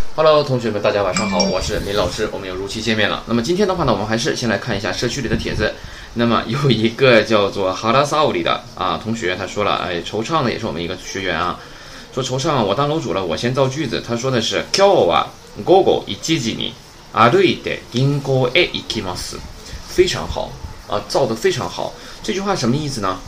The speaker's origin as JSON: {"language": "Chinese", "country": "China", "said": "就是我们中国人在做事的时候怎么样啊？ 总是喜欢喜欢自己做主，自作主张"}